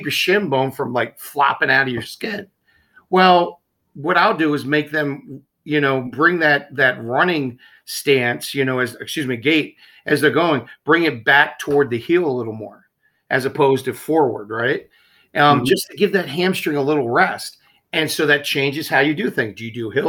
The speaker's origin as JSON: {"language": "English", "town": "Baltimore", "region": "Maryland", "country": "United States", "moved": "yes", "said": "I'm East Coast. I'm from Baltimore originally."}